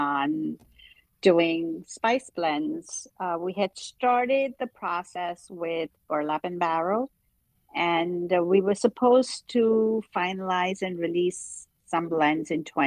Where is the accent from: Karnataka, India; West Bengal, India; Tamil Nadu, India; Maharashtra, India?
Maharashtra, India; Mumbai; moved away; I grew up in Bombay, went to cooking school